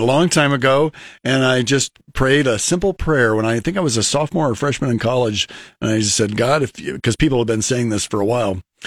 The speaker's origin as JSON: {"language": "English", "town": "Lincoln", "region": "Nebraska", "country": "United States", "tie": "born or raised there", "said": "I'm from South Lincoln"}